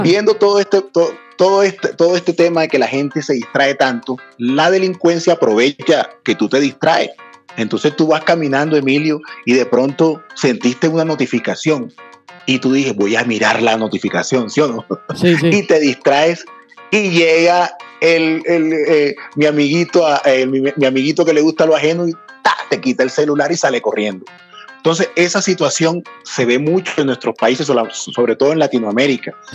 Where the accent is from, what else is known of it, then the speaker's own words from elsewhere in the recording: Barranquilla, Atlántico, Colombia; now in Bogotá, Colombia; yo soy de Barranquilla